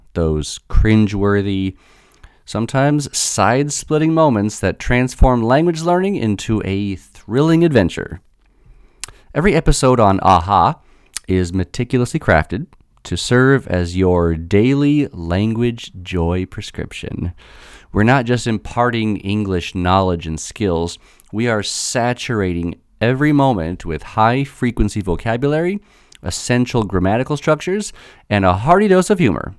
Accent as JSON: {"language": "English", "country": "United States", "said": "as an American"}